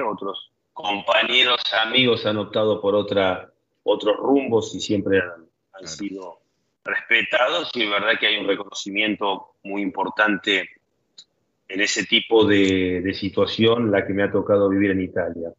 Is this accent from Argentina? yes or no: no; France